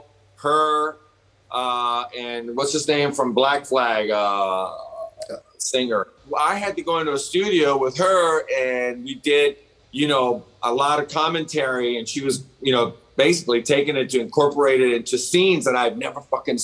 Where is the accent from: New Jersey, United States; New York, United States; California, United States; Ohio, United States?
California, United States; Pasadena; also born or lived in Bell, California / Orange County, California; I grew up in Pasadena, yes, but I also lived in Bell